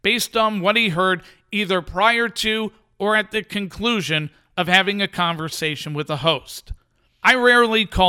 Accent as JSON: {"language": "English", "region": "New York", "country": "United States", "tie": "born or raised there", "said": "As someone who listened to WFAN as a teenager when it first came on the scene and was super excited to have a sports radio station broadcasting in my hometown"}